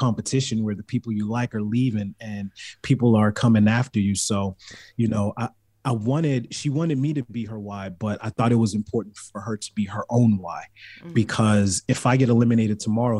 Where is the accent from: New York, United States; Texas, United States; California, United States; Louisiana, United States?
California, United States; also born or lived in Baltimore; A lot of people don't know I'm from Baltimore. So it's like, yeah, I was raised in California, but I'm still a killer bee.